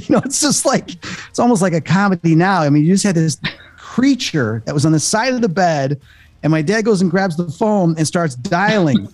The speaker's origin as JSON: {"language": "English", "town": "Chicago", "region": "Illinois", "country": "United States", "said": "I'm from Chicago"}